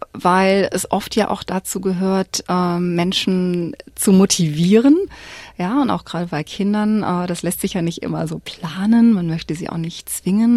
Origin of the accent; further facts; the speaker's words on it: Cologne, North Rhine-Westphalia, Germany; moved away as an adult; now in Melbourne, Australia; ich komme aus Köln, eine ziemlich Multikulti-Stadt